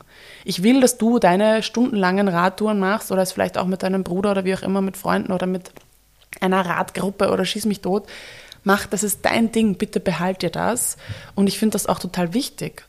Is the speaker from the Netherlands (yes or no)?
no; Vienna, Austria; Wien ist meine Heimat